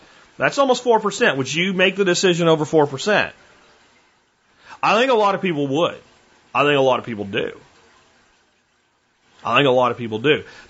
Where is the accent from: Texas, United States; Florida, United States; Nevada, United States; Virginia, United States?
Texas, United States; Texas, my home state